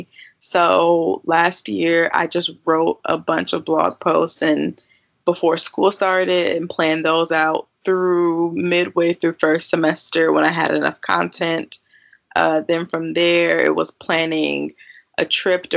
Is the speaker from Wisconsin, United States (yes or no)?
yes; Milwaukee, Wisconsin, United States; moved away as an adult; now in St. Louis, United States; I am born and raised in Milwaukee, Wisconsin, but I currently am enrolled in grad school and in my second year of grad school in St. Louis, Missouri